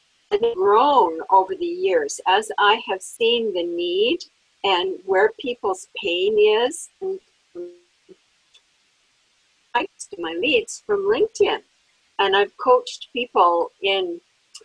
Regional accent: Alberta, Canada; Born and raised in Alberta

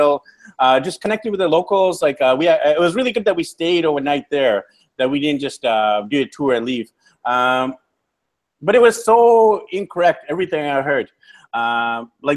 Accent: Vancouver, British Columbia, Canada; moved away as an adult; we decided to leave Vancouver, BC, Canada to travel the world

